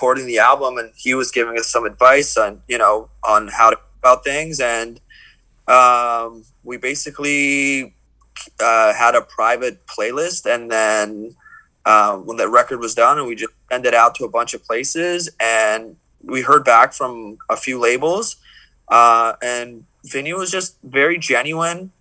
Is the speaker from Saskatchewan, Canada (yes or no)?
no; Toronto, Ontario, Canada; we're from Toronto.